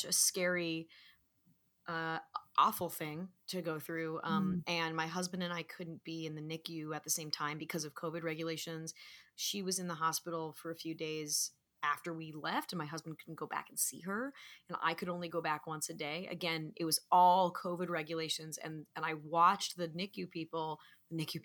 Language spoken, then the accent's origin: English; Manhattan Beach, California, United States; my hometown of Manhattan Beach